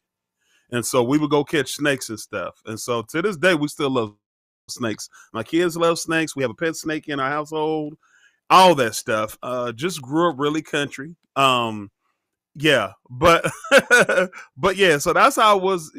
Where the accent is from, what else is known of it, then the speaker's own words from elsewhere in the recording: Oklahoma, United States; moved away as an adult; also born or lived in Germany; born and raised Oklahoma